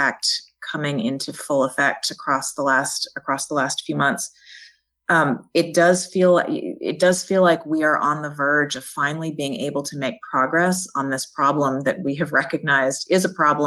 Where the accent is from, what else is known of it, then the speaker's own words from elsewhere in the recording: Jackson, Mississippi, United States; also born or lived in Washington, D.C. / New Haven, Connecticut; now in Birmingham, United States; I grew up in Jackson, Mississippi